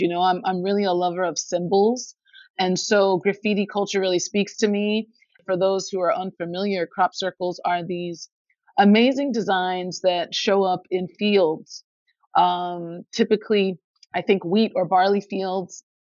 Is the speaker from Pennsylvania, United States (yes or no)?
yes; Philadelphia, Pennsylvania, United States; my hometown of Philadelphia